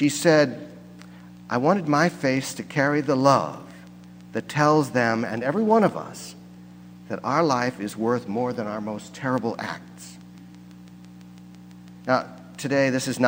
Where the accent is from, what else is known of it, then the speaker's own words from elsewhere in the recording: near St. Louis, Missouri, United States; I come from Missouri, and I grew up not far from where the Missouri and the Mississippi rivers come together just above St. Louis